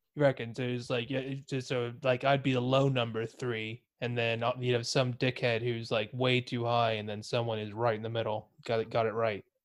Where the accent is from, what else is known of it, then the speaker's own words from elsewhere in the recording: Texas, United States; moved away as an adult; now in United Kingdom; I'm from Texas